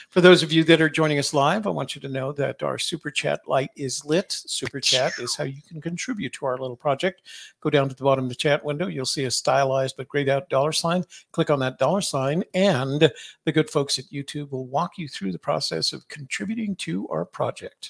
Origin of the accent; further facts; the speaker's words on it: Washington, District of Columbia, United States; I was from Washington, D C